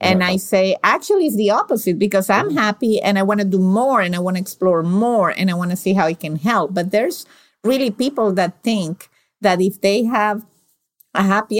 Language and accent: English; Venezuela; now in United States; I'm from Venezuela